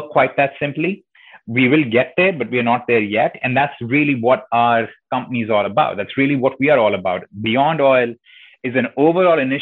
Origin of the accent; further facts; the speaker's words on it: India; accent: slight accent; moved away as an adult; now in United States; growing up in India